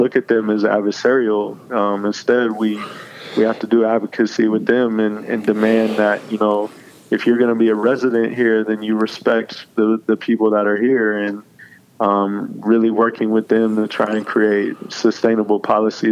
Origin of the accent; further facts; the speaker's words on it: Oakland, California, United States; I was born and raised in Oakland